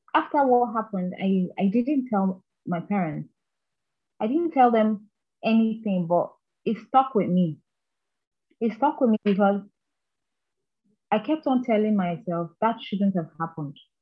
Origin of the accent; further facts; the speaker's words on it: Kaduna State, Nigeria; also born or lived in Anambra State; I was not raised in Anambra State. I was raised in Kaduna State.